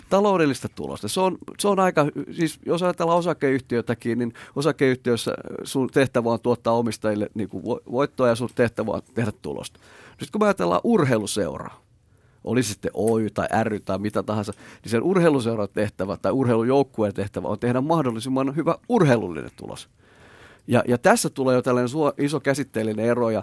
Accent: Imatra, South Karelia, Finland; now in Espoo, Finland; mä ollaan Petterin kanssa molemmat Imatralta kotosi

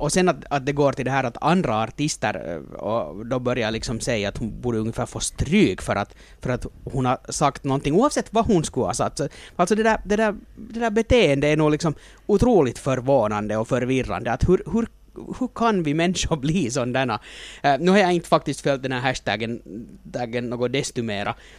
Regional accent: Finland; som finländare

